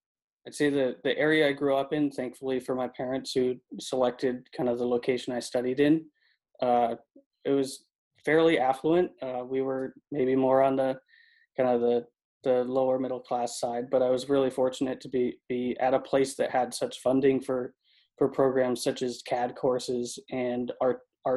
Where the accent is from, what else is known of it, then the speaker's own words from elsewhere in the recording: Connecticut, United States; moved away as an adult; also born or lived in Boston, Massachusetts; now in Southern California, United States; from Connecticut, born and raised